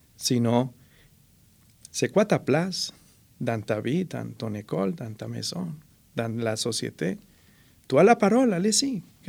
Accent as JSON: {"language": "French", "country": "Colombia", "second_language": "French", "moved": "yes", "lives_now": "Trois-Rivières, Canada", "said": "Je suis déraciné de la Colombie, enraciné en Mauricie"}